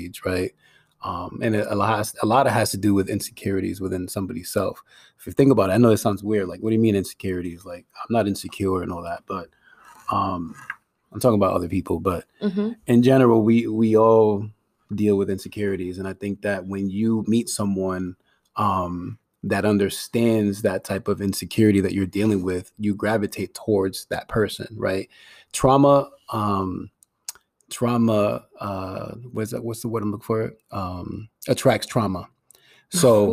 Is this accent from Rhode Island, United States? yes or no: yes; Providence, Rhode Island, United States; I came to the States like around like two, three years old or something like that. And, you know, I grew up in Providence